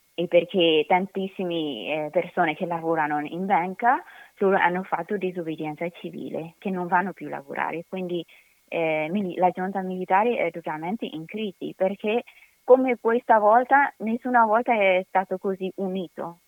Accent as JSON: {"language": "Italian", "country": "Myanmar", "moved": "yes", "lives_now": "Italy", "said": "Noi birmani"}